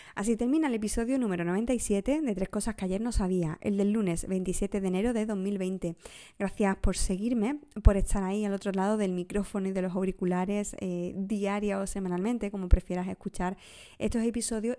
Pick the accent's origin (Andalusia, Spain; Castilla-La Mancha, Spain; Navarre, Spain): Andalusia, Spain; Huelva; Uno de los episodios más desconocidos de mi tierra, de Huelva